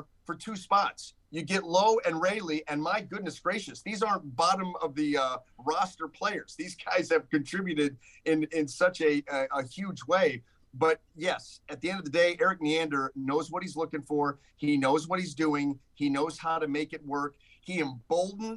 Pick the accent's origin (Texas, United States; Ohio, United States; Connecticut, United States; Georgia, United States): Ohio, United States; Northeast; now in St. Petersburg, United States; Growing up in Northeast Ohio